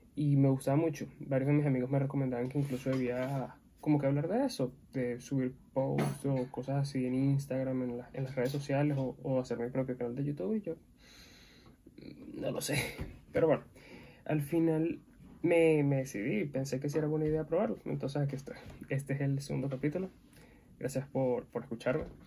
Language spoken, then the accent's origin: Spanish; Venezuela; soy venezolano